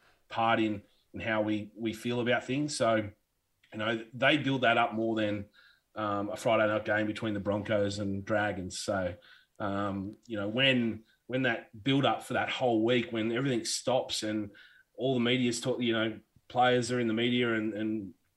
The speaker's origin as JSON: {"language": "English", "region": "New South Wales", "country": "Australia", "tie": "born or raised there", "said": "I was born in New South Wales"}